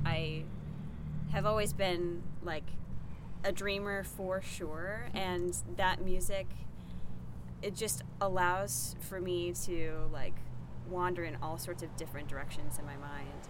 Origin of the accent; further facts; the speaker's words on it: St. Louis, Missouri, United States; now in Nashville, United States; I grew up in St. Louis, Missouri